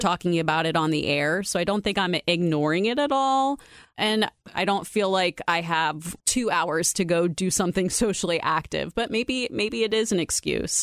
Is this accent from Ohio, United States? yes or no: yes; Youngstown, Ohio, United States; moved away as an adult; also born or lived in Columbus, Ohio; now in Dublin, United States; I grew up in Youngstown in a predominantly black neighborhood, a poor neighborhood.